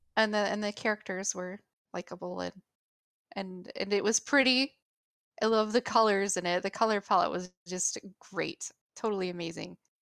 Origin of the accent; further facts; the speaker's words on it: United States; my perspective as an American